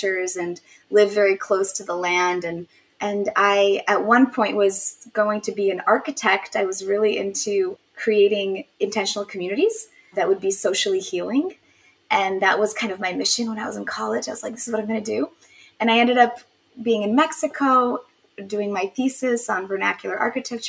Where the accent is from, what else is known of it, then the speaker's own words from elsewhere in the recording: Poland; moved away; I was born in Poland